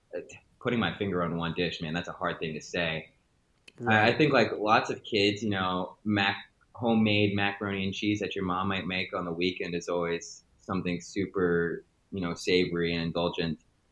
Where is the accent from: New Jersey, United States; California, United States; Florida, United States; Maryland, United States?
Maryland, United States; I'm American. I was born and raised in Maryland, moved around a lot, spent a lot of time in different parts of the East Coast as I grew up and became an individual.